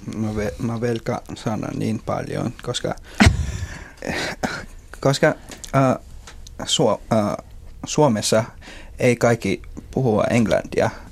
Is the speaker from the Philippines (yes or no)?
yes; Philippines; Finnish is a second language; moved away as an adult; now in Finland; mä tulin just Filippineiltä